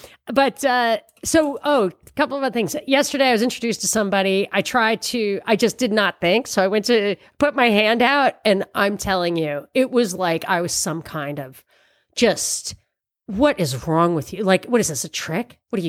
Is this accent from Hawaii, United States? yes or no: no; New York, United States; And people, because I'm from New York, people are like, oh yeah, he's got courage.